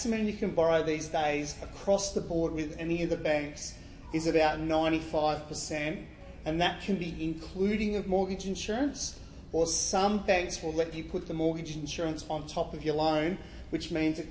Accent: Gerringong, New South Wales, Australia; also born or lived in Sydney; I grew up in Gerringong, moved to Sydney playing football for Wests

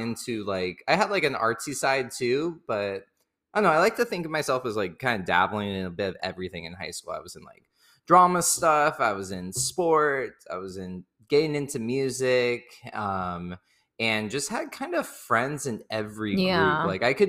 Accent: Victorville, California, United States; But then I grew up in Victorville, where Valerie is from as well

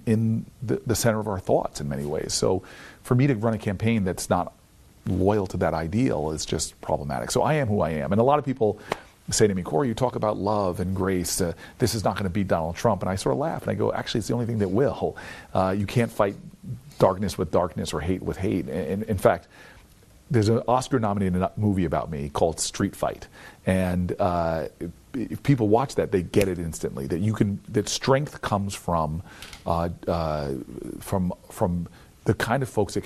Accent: New Jersey, United States; I'm from New Jersey

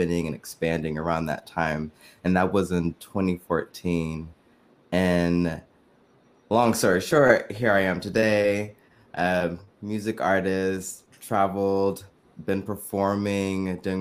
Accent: San Francisco Bay Area, California, United States; also born or lived in New York; I am from the San Francisco Bay Area. That is also where I currently live. Grew up, born and raised

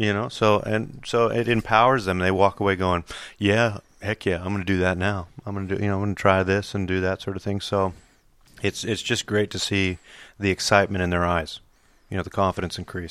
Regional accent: Australia; accent: American; also born or lived in United States; I've been here thirty years, so I've grown up as an Australian, um, moved out here when I was eight years old

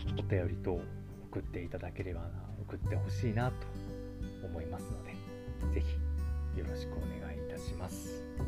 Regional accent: Kyushu, Japan; moved away as an adult; now in Tokyo, Japan; 私もともと生まれは九州の方になるんですけども、えっと、東京に、え引っ越してきたのは、えっと、本当につい最近ですね

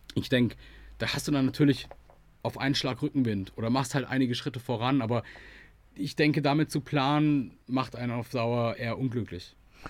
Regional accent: Germany; als Deutscher

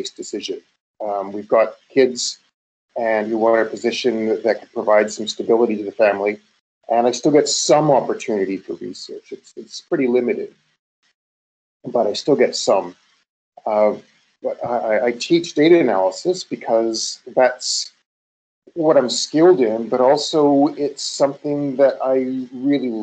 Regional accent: Canada; moved away as an adult; also born or lived in United States; I'm Canadian

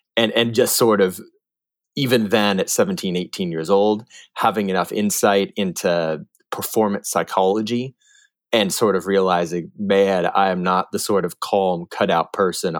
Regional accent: Northern California, United States; growing up in Northern California

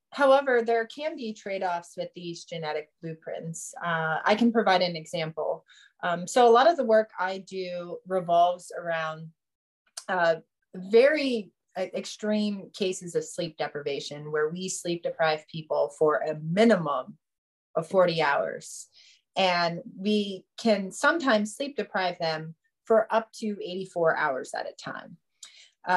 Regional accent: Youngstown, Ohio, United States; where I grew up in Youngstown, Ohio

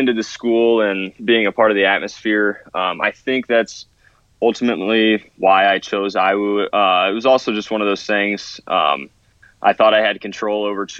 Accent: Bluffton, Indiana, United States; I'm from Bluffton, Indiana.

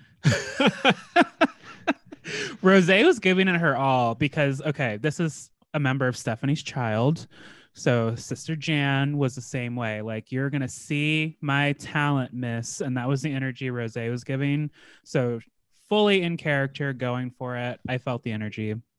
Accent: Alaska, United States; I grew up in the north in Alaska

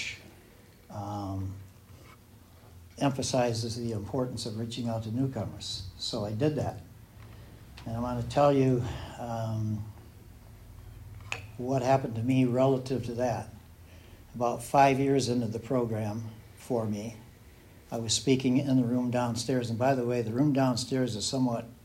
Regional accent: Southern Michigan, United States; moved away; I'm from Southern Michigan originally

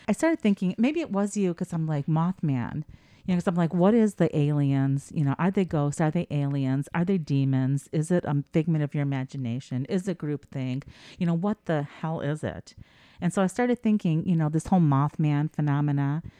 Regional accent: United States; I'm such an American

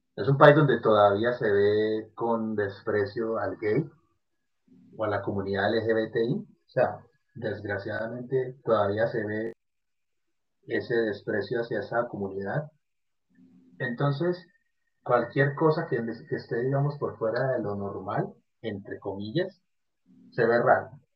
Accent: Medellín, Antioquia, Colombia; en Medellín, en la ciudad de donde yo soy, mi ciudad natal

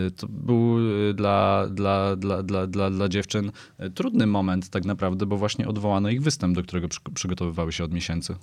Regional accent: Katowice, Silesian Voivodeship, Poland; now in Warsaw, Poland; Katowice to jest moje rodzinne miasto.

